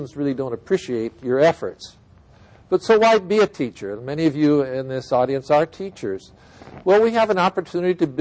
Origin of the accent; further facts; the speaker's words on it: Iowa, United States; moved away; I'm from Iowa originally. I grew up on a farm